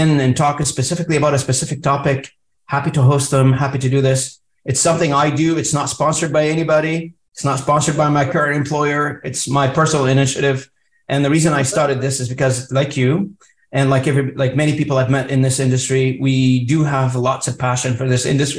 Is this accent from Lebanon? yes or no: yes; Lebanon; now in Canada; I'm also an immigrant to Canada. I came in, you know, in the early 90s to Canada. You know, I mean, I come from Lebanon